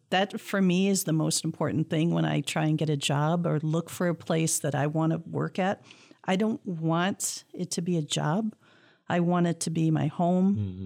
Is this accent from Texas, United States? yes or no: no; Clawson, Michigan, United States; growing up in Clausen, we had a very strong science program